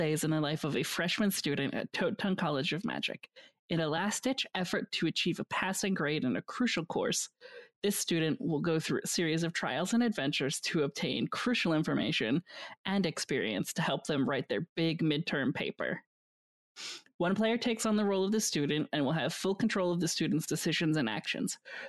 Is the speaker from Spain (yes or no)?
no; Canada; That's me being extremely Canadian about it.